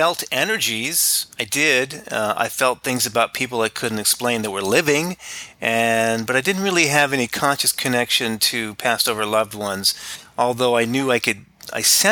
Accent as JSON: {"language": "English", "area": "Orange County", "region": "Southern California", "country": "United States", "tie": "born or raised there", "also_born_or_lived": "Albuquerque, New Mexico", "moved": "as an adult", "lives_now": "Phoenix, United States", "said": "I am originally from Southern California, Orange County, near Disneyland. Grew up in that area in the 60s and 70s"}